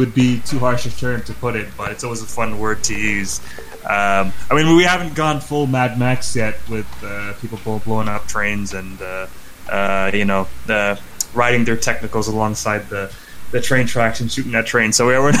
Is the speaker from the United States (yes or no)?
no; Canada; we're all Canadian here